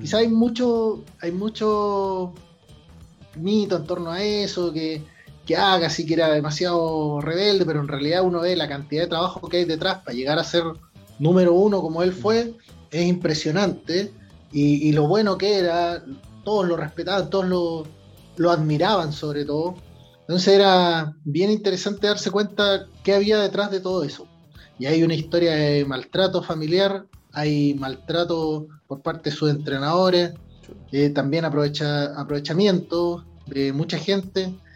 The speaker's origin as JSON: {"language": "Spanish", "country": "Chile"}